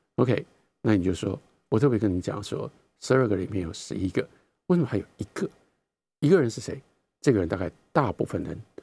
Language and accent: Chinese; Taiwan; 我们在台湾